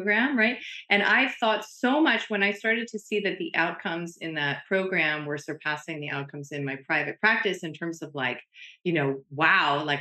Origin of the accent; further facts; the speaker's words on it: New Jersey, United States; I grew up in diners in New Jersey